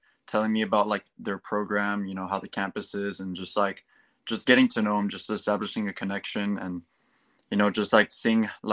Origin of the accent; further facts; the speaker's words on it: Laredo, Texas, United States; I'm from Laredo, Texas. I go to John B. Alexander High School